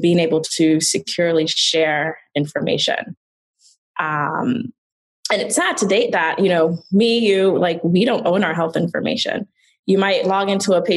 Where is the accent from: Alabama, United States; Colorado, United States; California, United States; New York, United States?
New York, United States; New York City; I grew up in the Bronx